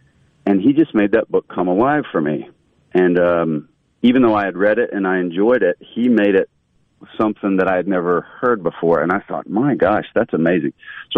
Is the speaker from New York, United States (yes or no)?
no; Mississippi, United States; outside of, my little bubble in Mississippi or sort of the South, people always would say, you know, where are you from? You're whatever. They would comment on it anyway.